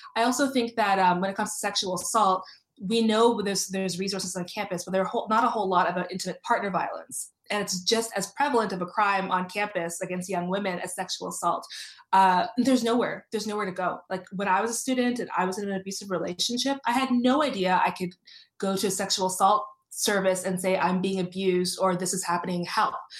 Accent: Toronto, Ontario, Canada; I grew up in Toronto. I grew up, uh, I uh, went to school in North York.

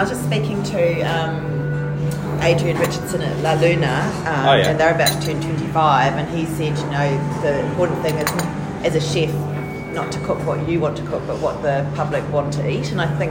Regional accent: Christchurch, Canterbury, New Zealand; Yeah, I'm from Christchurch.

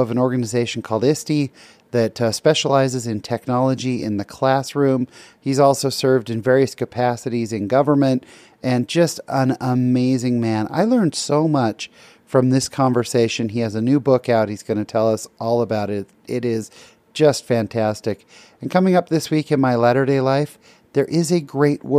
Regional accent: California, United States; I grew up in California

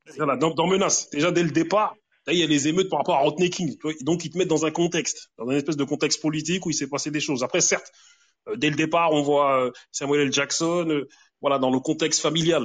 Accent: Grigny, Île-de-France, France; j'ai grandi avec pas mal d'Antillais, Tu vois, des, des moi, c'était principalement des Antillais. Parce qu'à Grigny, il y a plusieurs quartiers

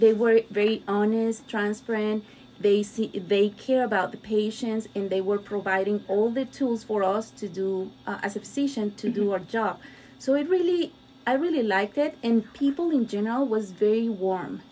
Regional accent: Mexico; moved away as an adult; also born or lived in Miami Beach, Florida; now in United States; I'm Mexican. So I was born and raised in Mexico

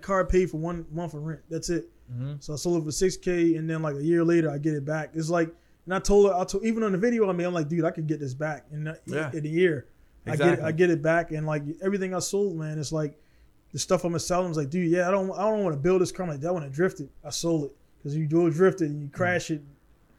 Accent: Baltimore, Maryland, United States; I'm from Baltimore

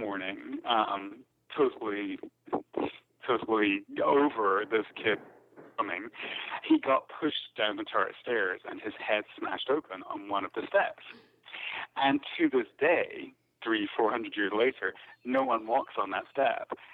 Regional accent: Scotland, United Kingdom; I grew up in Scotland

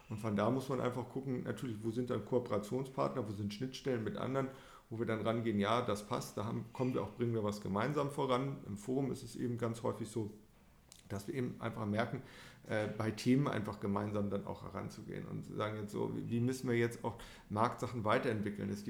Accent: Paderborn, North Rhine-Westphalia, Germany; wir sind jetzt hier in Frankfurt, wir kommen ja selber aus Paderborn.

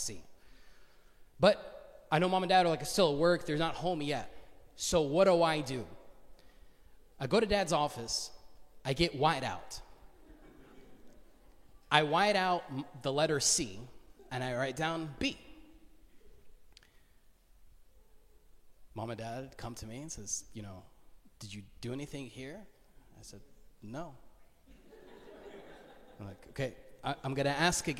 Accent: Duluth, Georgia, United States; I grew up in Duluth

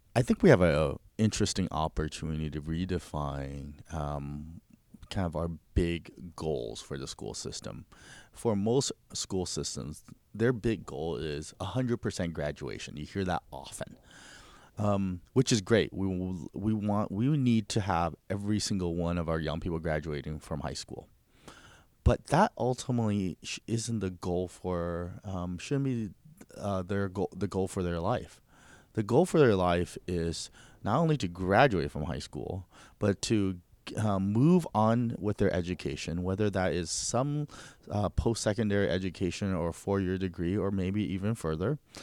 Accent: United States; first language Mandarin Chinese; English is a second language; I came to America at the age of six. Um, I started school in America in first grade

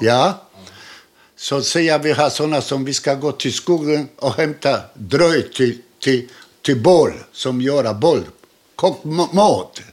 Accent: Krakow, Lesser Poland, Poland; Swedish is a second language; also born or lived in Łódź; now in Helsingborg, Sweden; Jag är född i Krakow

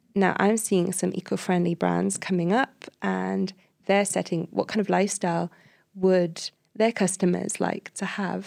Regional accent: Cardiff, Wales, United Kingdom; I come from Cardiff, and the area where I live in just doesn't have enough trees

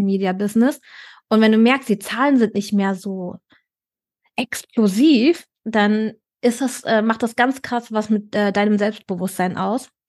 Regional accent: Berlin, Germany; moved away as an adult; now in Cologne, Germany; Ich bin ja Berlinerin gebürtig

